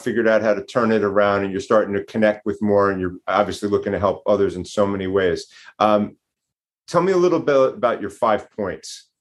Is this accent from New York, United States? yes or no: yes; New York, United States; I'm from New York